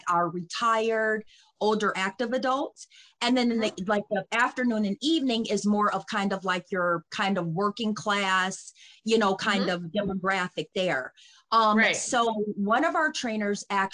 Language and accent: English; Detroit, Michigan, United States; moved away as an adult; now in Cleveland, United States; I'm from Detroit, Michigan